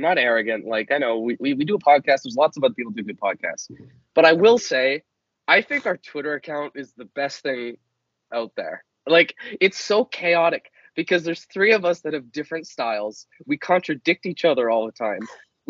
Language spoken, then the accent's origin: English; Canada; as a Canadian, that's where we all go anyway.